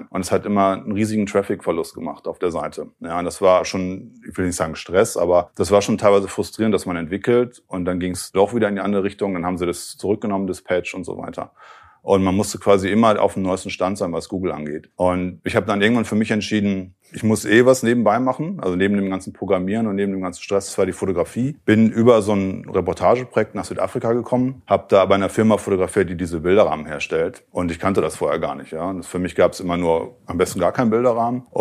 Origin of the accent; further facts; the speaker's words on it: Bielefeld, North Rhine-Westphalia, Germany; Ich komme ja ursprünglich aus Bielefeld, ne, bin eigentlich so ein Internetkind der frühen Stunde